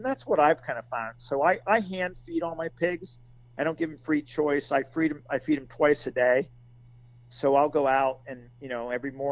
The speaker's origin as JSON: {"language": "English", "region": "Western Pennsylvania", "country": "United States", "tie": "born or raised there", "lives_now": "central Pennsylvania, United States", "said": "I grew up in Western PA"}